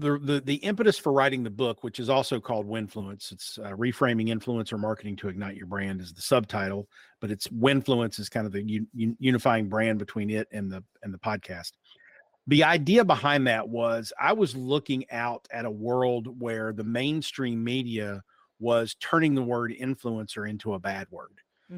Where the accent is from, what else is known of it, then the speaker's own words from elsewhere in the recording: Logan, West Virginia, United States; accent: a little bit of twang; also born or lived in Pikeville, Kentucky; I'm a hillbilly, bona fide hillbilly, born and raised in Logan, West Virginia and Pikeville, Kentucky, which are the respective homes of the Hatfields and McCoys. but I worked in radio. So I don't sound necessarily like I'm from Eastern Kentucky.